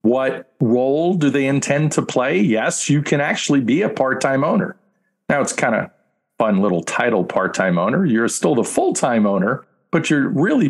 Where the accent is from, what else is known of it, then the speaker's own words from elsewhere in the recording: New York, United States; I'm a guy from New York